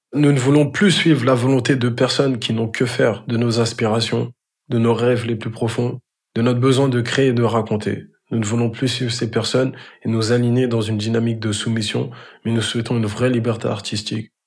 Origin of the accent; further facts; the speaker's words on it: Grigny, Île-de-France, France; je suis originaire de la ville de Grigny dans le 91. C'est dans le département de l'Essonne.